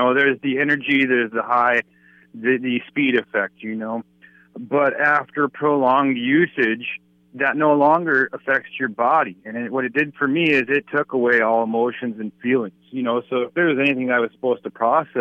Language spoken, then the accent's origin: English; Bismarck, North Dakota, United States; I'm born and raised in Bismarck, North Dakota